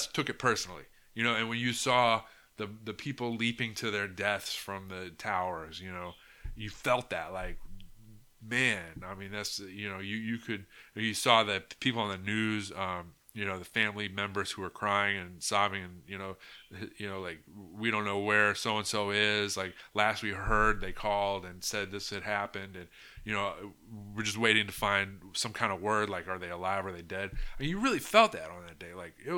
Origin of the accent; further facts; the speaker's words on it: United States; as an American